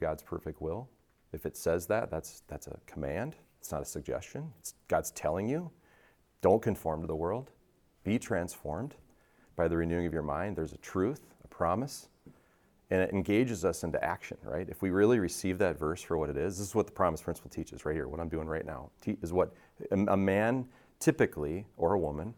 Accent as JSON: {"language": "English", "town": "Richfield", "country": "United States", "tie": "born or raised there", "said": "I grew up in Richfield. My mom still lives in the same house"}